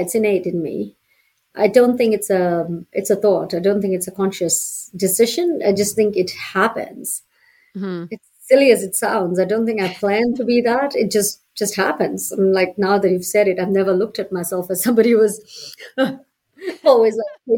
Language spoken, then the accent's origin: English; Fiji; now in Calgary, Canada; I'm from Fiji